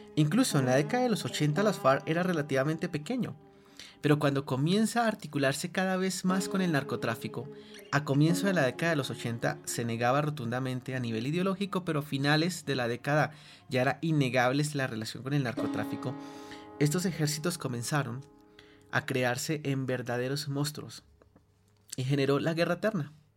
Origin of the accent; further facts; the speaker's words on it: Colombia; no recuerdo un solo momento de mi vida que signifique ser colombiano en paz